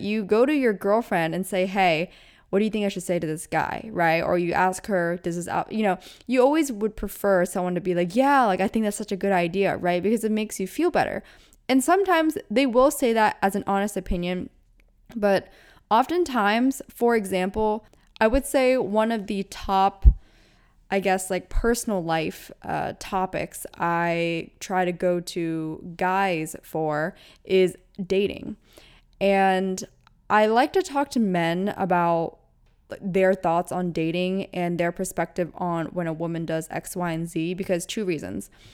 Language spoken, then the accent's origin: English; United States; I was born in America